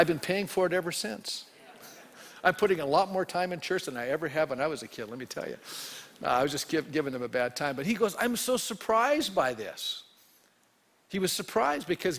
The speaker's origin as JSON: {"language": "English", "country": "Canada", "tie": "born or raised there", "said": "I was born a male in Canada. Okay, in the 1950s"}